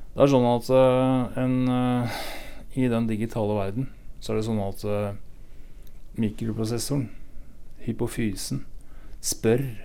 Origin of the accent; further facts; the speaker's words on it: Sætre, Viken, Norway; moved away; Jeg er fra et sted som heter Setre i Hurum.